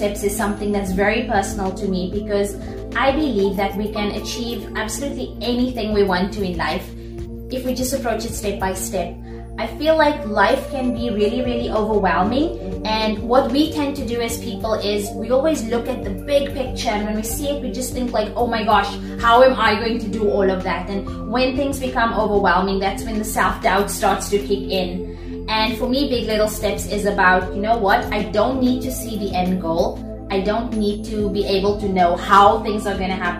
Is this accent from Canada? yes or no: no; South Africa; moved away as an adult; now in Dubai, United Arab Emirates; I'm originally from South Africa, born and raised. Spent my whole life in South Africa.